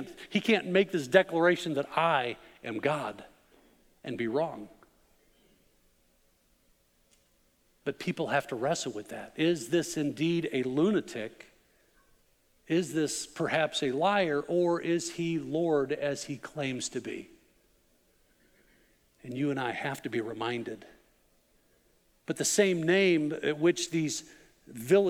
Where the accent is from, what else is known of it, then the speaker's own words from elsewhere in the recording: Chicago, Illinois, United States; moved away; also born or lived in Arkansas; I grew up in the Chicago area